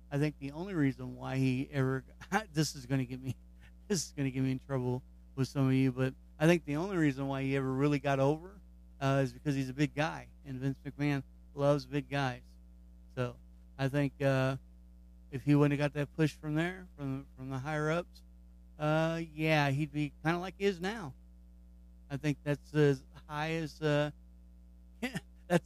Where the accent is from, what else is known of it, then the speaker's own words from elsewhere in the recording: Kentucky, United States; So he's in my home state.